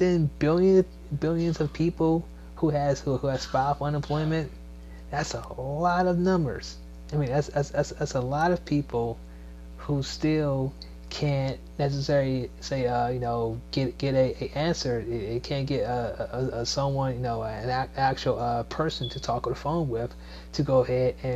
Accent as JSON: {"language": "English", "region": "Maryland", "country": "United States", "tie": "born or raised there", "also_born_or_lived": "Washington, D.C. / Virginia", "moved": "yes", "lives_now": "Georgia, United States", "said": "It's not just my hometown, Maryland. It's not my birthplace, D.C. It's not, let's say, a place I called home for a while, Virginia"}